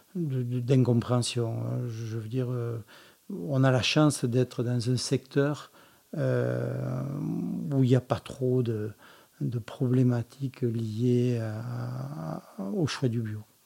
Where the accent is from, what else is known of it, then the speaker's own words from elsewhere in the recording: Languedoc, Occitania, France; also born or lived in Montpellier; je suis originaire du Languedoc, je suis catalan par mon père et lozérien euh, par ma mère